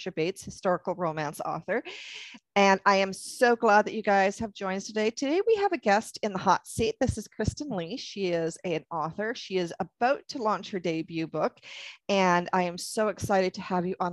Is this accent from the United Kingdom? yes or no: no; Canada; also born or lived in the prairies; I'm from Canada